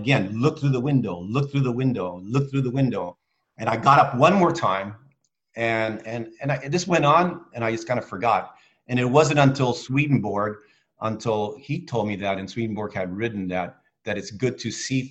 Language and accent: English; Spain; moved away; when I was small, I grew up in Spain